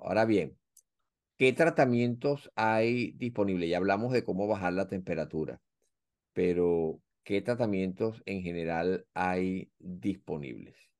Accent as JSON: {"language": "Spanish", "country": "Venezuela", "moved": "yes", "lives_now": "United States", "said": "nuestro país"}